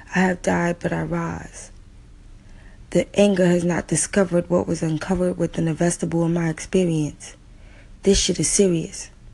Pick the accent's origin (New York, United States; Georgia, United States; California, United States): New York, United States; New York City; I grew up in New York City public schools